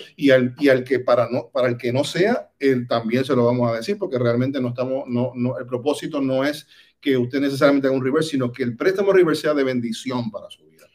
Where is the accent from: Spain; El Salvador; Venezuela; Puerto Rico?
Puerto Rico; moved away as an adult; now in Orlando, United States; desde posiciones muy humildes en Puerto Rico, pues soy puertorriqueña.